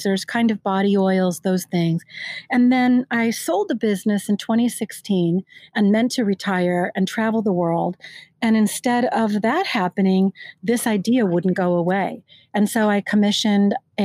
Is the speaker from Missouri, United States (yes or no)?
no; California, United States; I'm from California